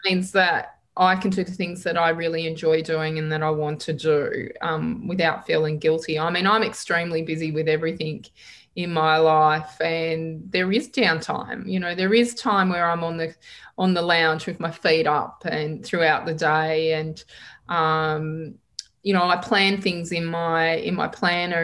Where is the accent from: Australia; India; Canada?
Australia; Geelong, Victoria; also born or lived in Perth; now in Victoria, Australia; I was born in Geelong